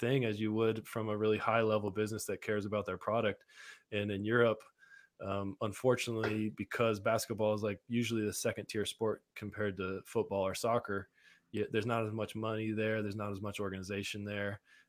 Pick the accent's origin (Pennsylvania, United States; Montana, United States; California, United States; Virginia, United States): Montana, United States; born there; also born or lived in Idaho / Seattle; But before that, I was born in Montana. We went to Cleveland, came to Idaho.